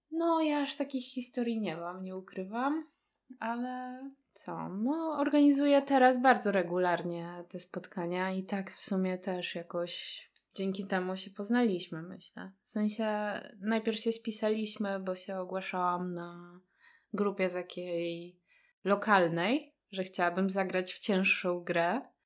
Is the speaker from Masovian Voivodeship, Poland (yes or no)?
yes; Warsaw, Masovian Voivodeship, Poland; jestem z Warszawy